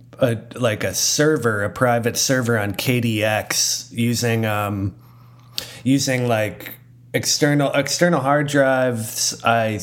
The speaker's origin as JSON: {"language": "English", "region": "New Hampshire", "country": "United States", "tie": "born or raised there", "said": "I grew up in New Hampshire, and I too went to church"}